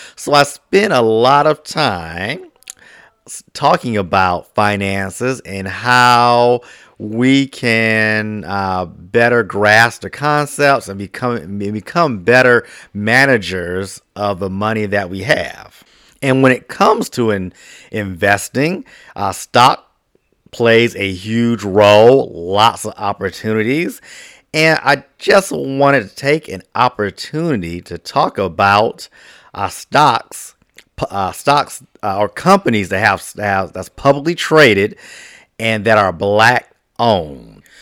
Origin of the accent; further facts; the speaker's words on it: Washington, District of Columbia, United States; my hometown of, of, uh, D C